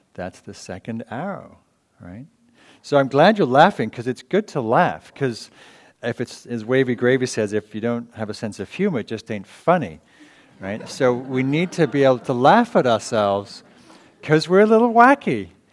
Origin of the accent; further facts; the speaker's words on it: England, United Kingdom; moved away; from England